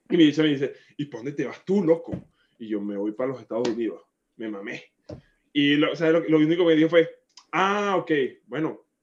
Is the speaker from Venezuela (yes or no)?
yes; Barquisimeto, Lara, Venezuela; Ah, bueno, yo vengo de Barquisimeto, eh, de la tierra del folclore, de la música